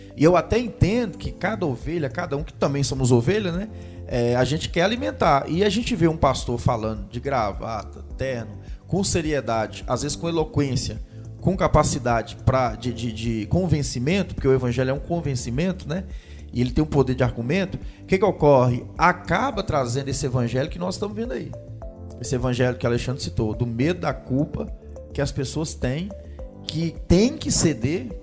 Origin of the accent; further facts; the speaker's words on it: Jequitinhonha Valley, Minas Gerais, Brazil; Eu sou do Vale do Quitionha